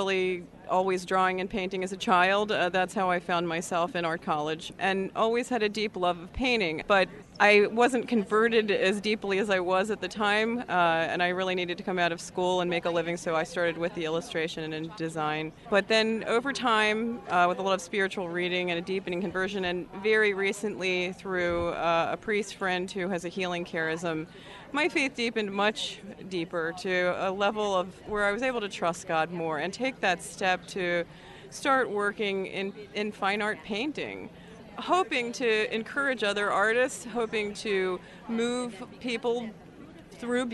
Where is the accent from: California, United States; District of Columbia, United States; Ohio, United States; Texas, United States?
District of Columbia, United States; Washington; I'm from the Washington, D.C. area